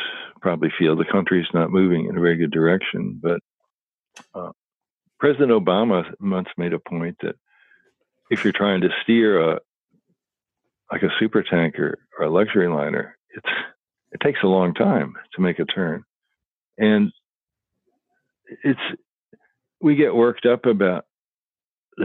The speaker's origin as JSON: {"language": "English", "town": "Louisville", "region": "Kentucky", "country": "United States", "tie": "born or raised there", "said": "I grew up in Louisville, Kentucky"}